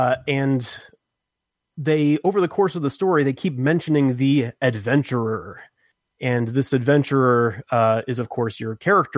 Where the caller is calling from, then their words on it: Texas, United States; in Texas.